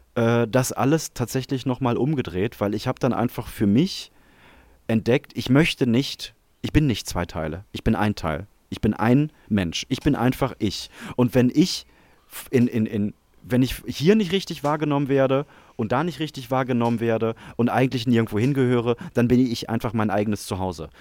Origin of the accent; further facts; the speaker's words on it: Germany; ich bin ja selber Deutscher